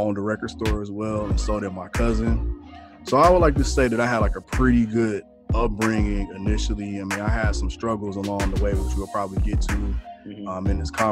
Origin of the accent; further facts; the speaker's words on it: Detroit, Michigan, United States; moved away as an adult; now in Minnesota, United States; born and raised in Detroit, Michigan. Spent the vast majority of my life in Detroit until I moved to Minnesota, the Twin Cities area.